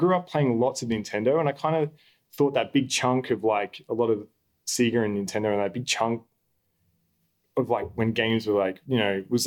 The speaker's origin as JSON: {"language": "English", "town": "Albury-Wodonga", "country": "Australia", "moved": "yes", "said": "I'm originally from Albury Wodonga, just on the border of New South and Victoria."}